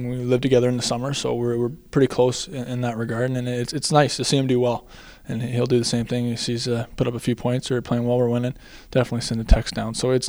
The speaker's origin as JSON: {"language": "English", "town": "Whitby", "region": "Ontario", "country": "Canada", "said": "I'm from Whitby, Ontario. It's just on the other side of Toronto, Ontario"}